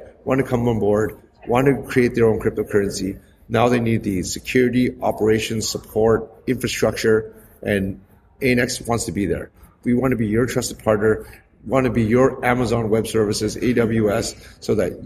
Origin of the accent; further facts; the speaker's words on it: Canada; moved away as an adult; now in Hong Kong; I'm actually originally born and raised in Canada, and I've only just lived in Hong Kong for the last 7 years.